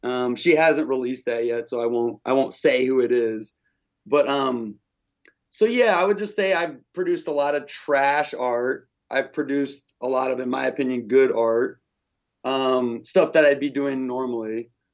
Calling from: Olympia, Washington, United States; I'm calling from Olympia, Washington

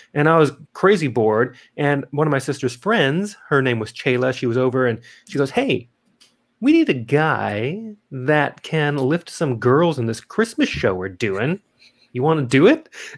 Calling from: Adelaide, South Australia, Australia; Yeah, well, currently I'm calling in from Adelaide, South Australia.

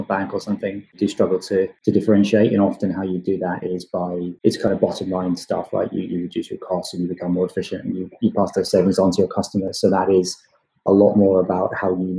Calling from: London, United Kingdom; I'm calling you here from London in the UK.

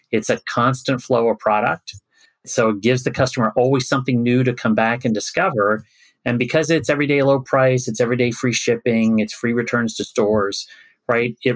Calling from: Philadelphia, Pennsylvania, United States; So, today I'm in outside of Philadelphia. Normally I'm in Brooklyn, New York.

